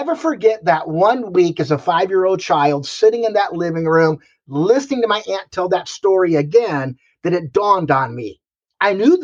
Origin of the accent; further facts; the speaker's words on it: Akron, Ohio, United States; now in Michigan, United States; I was born and raised in Akron, Ohio.